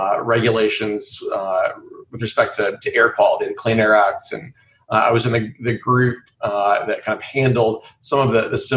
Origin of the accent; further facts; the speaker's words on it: Greensboro, North Carolina, United States; moved away as an adult; now in Columbia, United States; I grew up in North Carolina in Greensboro, and came down here to Columbia for college at USC, and you know, liked it a lot, and ended up staying.